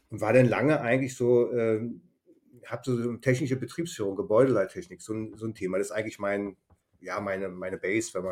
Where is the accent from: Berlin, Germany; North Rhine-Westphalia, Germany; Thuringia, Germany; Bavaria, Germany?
Berlin, Germany; moved away as an adult; also born or lived in Baden-Württemberg; Einfach ein äh, Kulturschock für, für einen Berliner nach Schwaben.